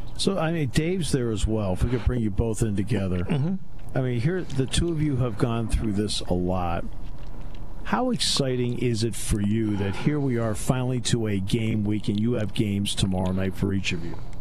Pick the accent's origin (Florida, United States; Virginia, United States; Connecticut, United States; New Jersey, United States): Connecticut, United States; moved away; I grew up in Connecticut